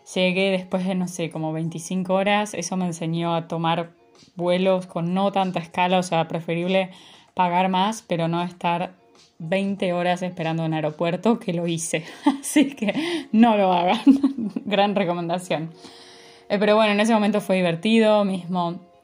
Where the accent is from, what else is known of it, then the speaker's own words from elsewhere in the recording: Buenos Aires, Argentina; moved away as an adult; nací en la Ciudad Autónoma de Buenos Aires, en Argentina, y viví toda mi vida ahí.